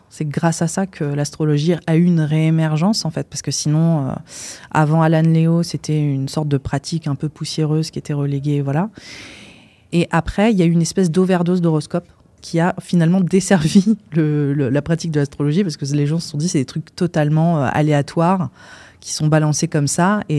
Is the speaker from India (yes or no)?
yes; India; parce que j'ai grandi en Inde aussi, donc c'est un pays qui repose énormément sur euh, la pratique de l'astrologie.